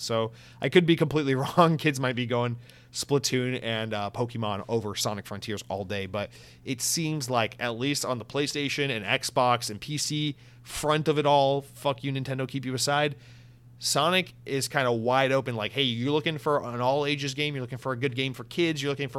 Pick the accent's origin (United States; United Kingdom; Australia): United Kingdom; I'm going to click off and give a 2-star rating on iTunes because I'm a British listener.